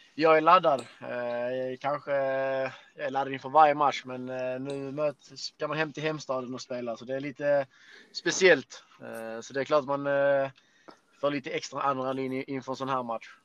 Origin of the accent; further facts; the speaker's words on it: Skåne, Sweden; vi skåningar